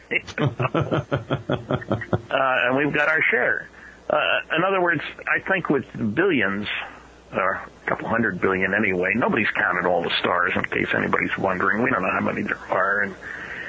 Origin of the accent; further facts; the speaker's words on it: New Jersey, United States; I grew up in New Jersey